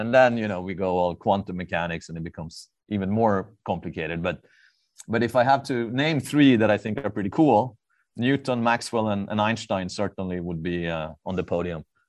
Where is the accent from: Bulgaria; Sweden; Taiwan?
Sweden; Stockholm, Stockholm County; moved away as an adult; now in Southern California, United States; I'm, uh, born, raised, and, and educated in, in Stockholm, Sweden